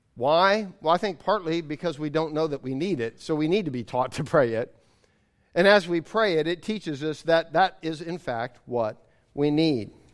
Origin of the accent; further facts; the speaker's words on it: United States; as an American, as being raised in the era that I was raised